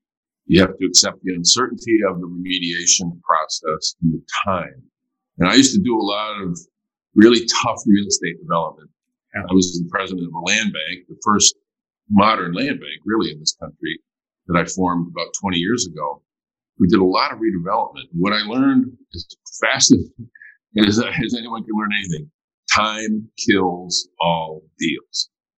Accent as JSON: {"language": "English", "town": "Flint", "region": "Michigan", "country": "United States", "tie": "born or raised there", "said": "I mean, we, in my hometown, we're very fortunate in that Charles Stewart Mott, one of the founders of General Motors"}